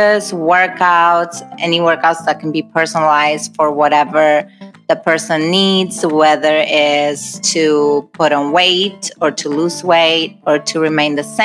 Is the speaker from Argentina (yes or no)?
yes; Argentina; also born or lived in Hawaii; now in Los Angeles, United States; I'm originally from Argentina, and I moved to Hawaii for 5 years, and then from Hawaii, I moved to California.